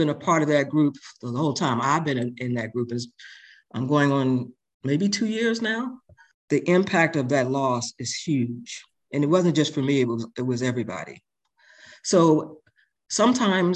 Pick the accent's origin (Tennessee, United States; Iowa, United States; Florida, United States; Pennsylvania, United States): Pennsylvania, United States; Philadelphia; grew up in Philadelphia and my stepfather was an alcoholic and abusive